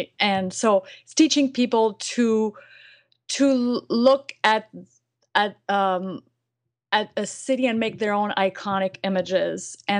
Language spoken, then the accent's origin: English; France; English is a second language; now in United States; I moved to the States. I'm from France, and I'm actually a French citizen. I'm a resident of the United States.